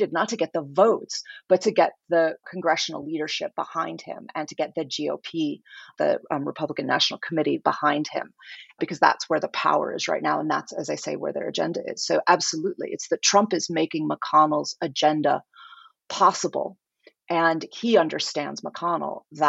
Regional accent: United States; speaking as an American woman

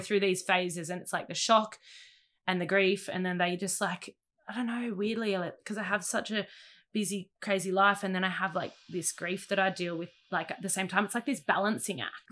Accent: Sydney, New South Wales, Australia; also born or lived in Mona Vale; born in Monavel, grew up between Narrabeen and Warrywood because my mum lived in Narrabeen, my dad lived in Warrywood

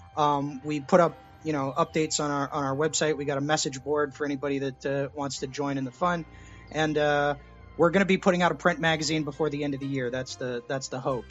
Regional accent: Texas, United States; I was born in Texas

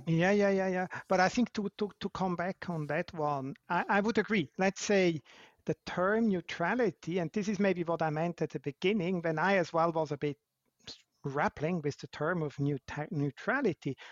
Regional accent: Switzerland; I'm not South African, I'm Swiss by, by nature

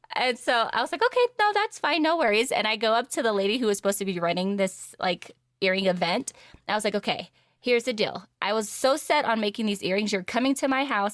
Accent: San Diego, California, United States; Born and raised in San Diego, California

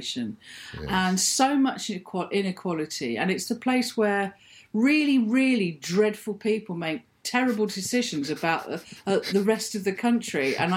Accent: Birmingham, West Midlands, United Kingdom; moved away as an adult; also born or lived in London / Stoke Newington, London; I was brought up in Birmingham after Mum and Dad broke up. And I was in Birmingham from the age of about 4 to the age of 22

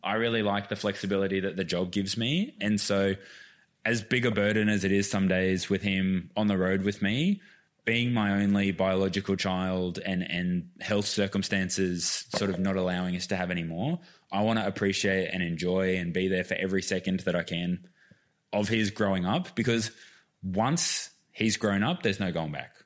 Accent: Queensland, Australia; moved away; also born or lived in Melbourne; I grew up playing sport in Queensland

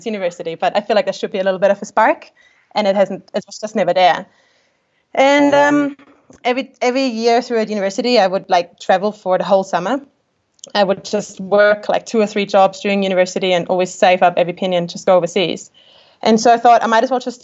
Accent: Austria; English is a second language; moved away as an adult; now in New Zealand; growing up in Austria, like, you know, we have a very kind of German culture

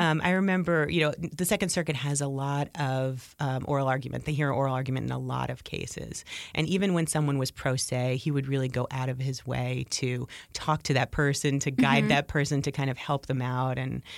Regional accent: New Jersey, United States; as I grew up in New Jersey.

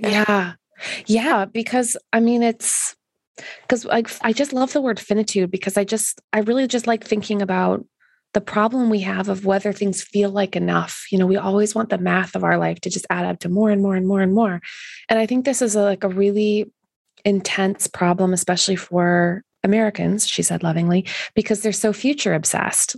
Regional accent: Canada; being Canadian

